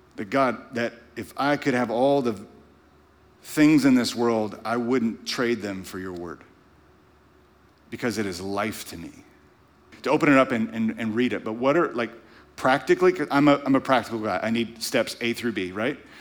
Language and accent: English; Louisiana, United States; moved away; growing up in Louisiana